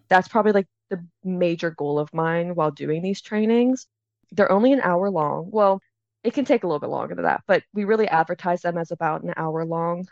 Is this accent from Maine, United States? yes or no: no; Pittsburgh, Pennsylvania, United States; also born or lived in Philadelphia, Pennsylvania; I'm from Pittsburgh, Pennsylvania